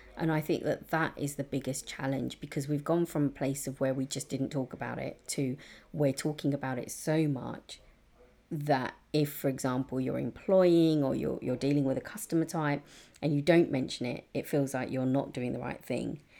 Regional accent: London, United Kingdom; I've been very lucky to grow up in a, in a really diverse part of East London

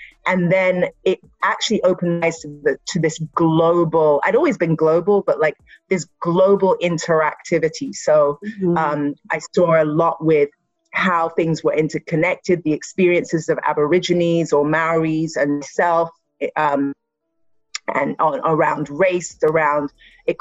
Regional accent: Nigeria; I am Nigerian

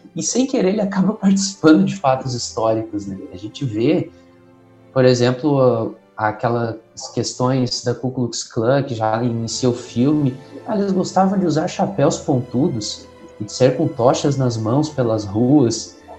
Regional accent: São Leopoldo, Rio Grande do Sul, Brazil; sou aqui da cidade de São Leopoldo, Rio Grande do Sul

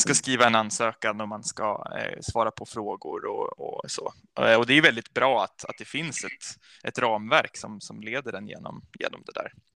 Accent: Vattholma, Uppsala County, Sweden; also born or lived in Falun, Dalarna; jag är uppvuxen i, i Norduppland

